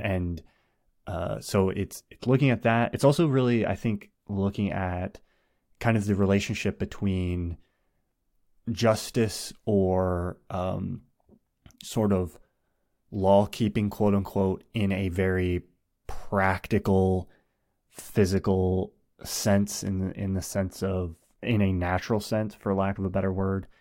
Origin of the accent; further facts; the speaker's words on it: United States; as an American